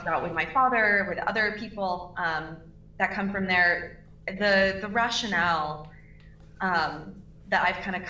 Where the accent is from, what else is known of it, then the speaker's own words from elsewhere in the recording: Troutdale, Oregon, United States; now in Orlando, United States; I come from Portland, Oregon, or just outside of Portland, Oregon, a town called Troutdale, very small